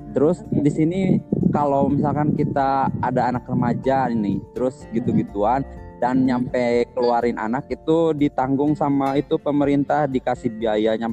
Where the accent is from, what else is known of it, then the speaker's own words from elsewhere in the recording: West Java, Indonesia; aku bukan orang Cina aku asli itu kata aku original Sunda kata aku gitu